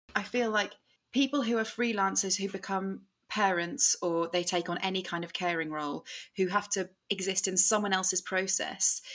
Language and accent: English; Suffolk, East of England, United Kingdom; moved away as an adult; also born or lived in Hull; I grew up in Suffolk